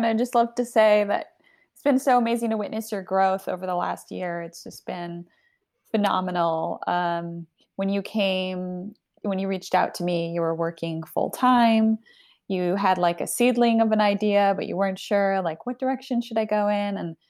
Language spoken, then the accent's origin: English; Canada; also born or lived in Argentina / United States; So I'm Argentinian. I was born in Argentina. I grew up in Canada and the US, and I moved around a lot.